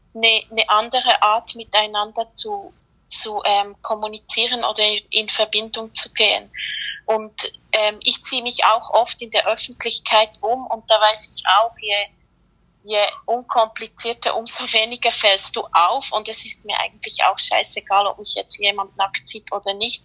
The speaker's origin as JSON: {"language": "German", "country": "Switzerland", "said": "ich komme aus der Schweiz"}